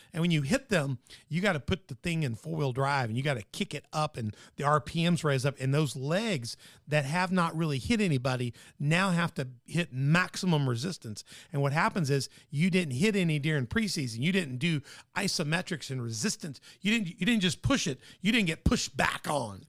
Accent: Tennessee, United States; my home state

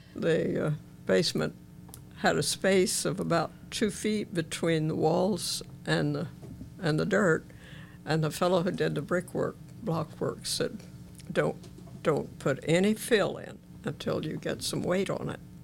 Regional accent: Ina, Illinois, United States; I grew up on a farm east of Ina, which is about halfway between Benton and Mount Vernon.

